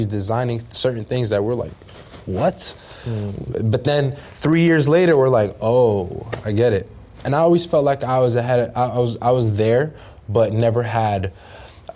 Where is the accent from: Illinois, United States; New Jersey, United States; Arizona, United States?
New Jersey, United States; Jersey City; I was born and raised in Jersey City